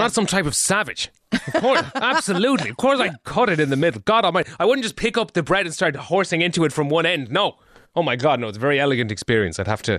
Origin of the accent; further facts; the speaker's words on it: Ireland; We need to stick together as Irish people.